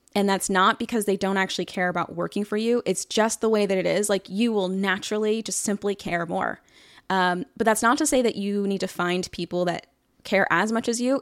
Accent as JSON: {"language": "English", "town": "Atlanta", "region": "Georgia", "country": "United States", "said": "I'm from Atlanta"}